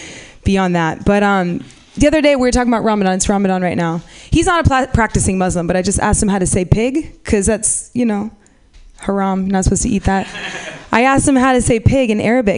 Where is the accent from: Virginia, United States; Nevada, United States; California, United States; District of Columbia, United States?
California, United States; San Francisco; I'm from San Francisco